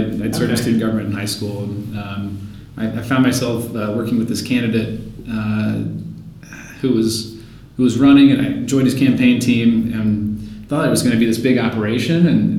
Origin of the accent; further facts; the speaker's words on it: Fayetteville, North Carolina, United States; Fayetteville, North Carolina.